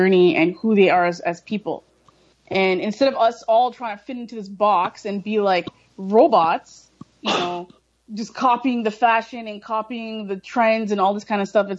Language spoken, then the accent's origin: English; Brampton, Ontario, Canada; also born or lived in Toronto; growing up here in Brampton, growing up in Toronto, it's cliquish